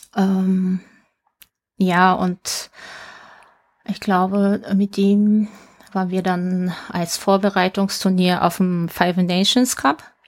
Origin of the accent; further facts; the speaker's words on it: Tokyo, Japan; geboren am 12. Dezember 1977 in Tokio